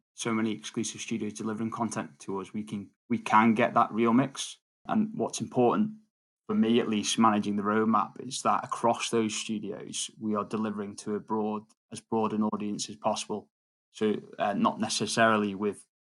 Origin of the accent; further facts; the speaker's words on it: Isle of Man; I'm actually born and I grew up in the Isle of Man, so I'm a bit of a local.